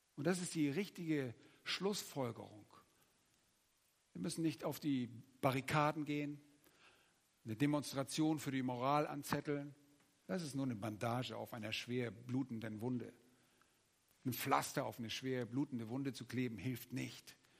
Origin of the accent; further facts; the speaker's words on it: Germany; als Deutsche